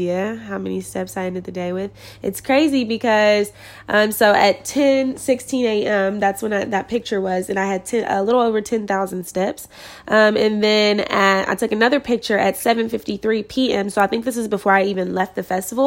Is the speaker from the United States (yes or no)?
yes; Kentucky, United States; now in California, United States; I'm from Kentucky